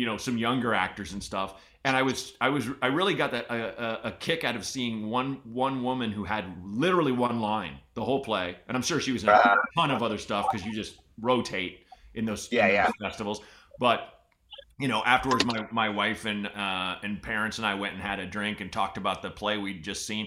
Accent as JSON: {"language": "English", "region": "Oregon", "country": "United States", "tie": "born or raised there", "said": "growing up in Oregon"}